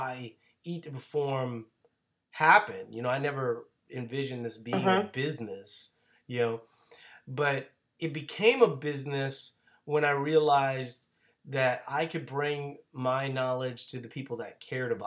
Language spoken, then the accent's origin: English; Louisiana, United States; I'm from Louisiana